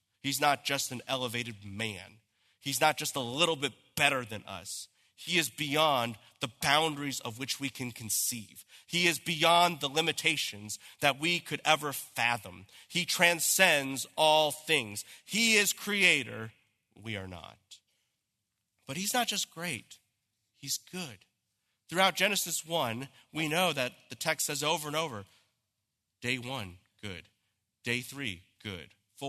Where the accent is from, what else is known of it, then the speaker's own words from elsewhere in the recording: Santa Clarita, California, United States; I said, I'm from California. They said, where in California? I said, in Los Angeles? He goes, where in Los Angeles? I said, you've never heard of this place. It's Santa Clarita.